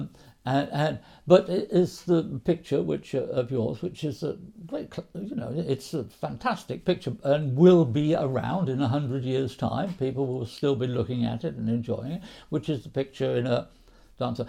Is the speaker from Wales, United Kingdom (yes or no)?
yes; Wales, United Kingdom; I am a lad from Wales, from a working class background in Wales